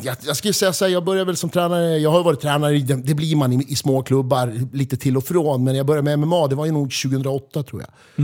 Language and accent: Swedish; Västerås, Västmanland, Sweden; vi är från Västerås